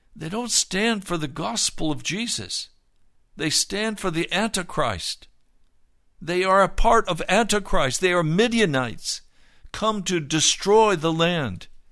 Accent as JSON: {"language": "English", "town": "Denver", "region": "Colorado", "country": "United States", "tie": "born or raised there", "said": "Denver is my home city. I was born in Denver. I've always considered Denver to be my home"}